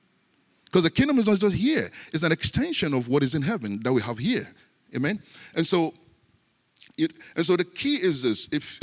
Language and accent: English; Ghana; born there; You know, I was born in Africa, in Ghana, and Ghana used to be a British colony.